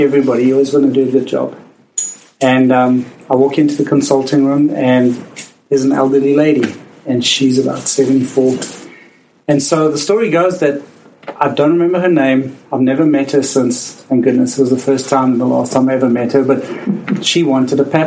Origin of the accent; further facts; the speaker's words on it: South Africa; accent: South African; now in Canada; as you can hear from my accent, I am South African, and I grew up in the very oppressive apartheid regime